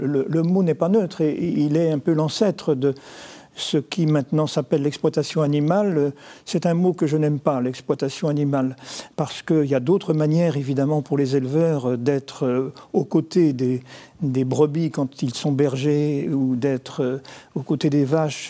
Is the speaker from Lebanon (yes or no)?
no; Nantes, Pays de la Loire, France; je suis nantais